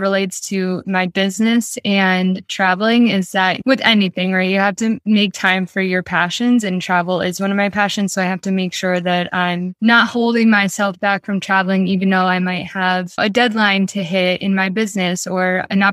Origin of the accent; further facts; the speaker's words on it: Albany, New York, United States; moved away as an adult; now in Rhode Island, United States; I'm originally from Albany, New York, and I came to Rhode Island for college and I just kind of never went home